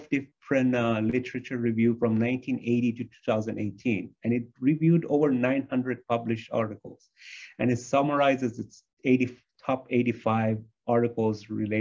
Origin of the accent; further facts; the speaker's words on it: United States; a lot of us as American are inflamed all the time because we eat inflammatory foods.